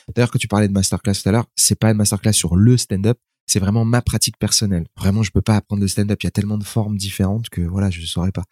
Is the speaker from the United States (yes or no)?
no; France; je suis né en France